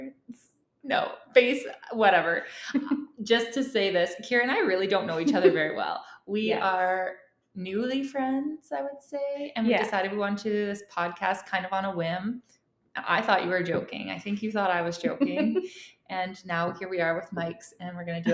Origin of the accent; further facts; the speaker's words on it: Alliston, Ontario, Canada; also born or lived in Tottenham, Ontario; now in Lloydminster, Canada; Tottenham, Ontario, which is kind of where I grew up, kind of Tottenham, kind of Alliston